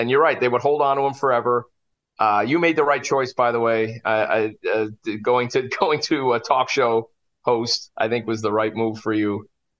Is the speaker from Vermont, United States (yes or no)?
yes; St. Albans, Vermont, United States; started in my hometown of 10,000 people, St. Albans, Vermont. Shout out to St. Albans.